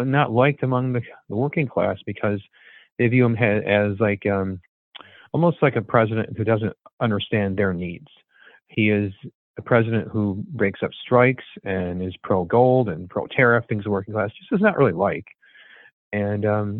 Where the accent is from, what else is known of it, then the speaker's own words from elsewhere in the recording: Buffalo, New York, United States; I grew up in Buffalo, and it's always been sort of on my mind, having being a Buffalonian.